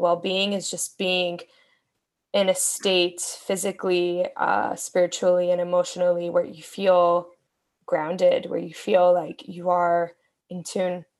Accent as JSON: {"language": "English", "town": "Miami", "region": "Florida", "country": "United States", "tie": "born or raised there", "also_born_or_lived": "Bronx, New York / Brooklyn, New York", "moved": "as an adult", "said": "I was born in the Bronx, grew up in Miami, moved back to New York to live full time"}